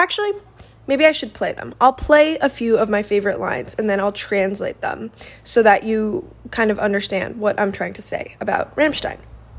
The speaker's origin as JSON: {"language": "English", "country": "United States", "said": "I am American"}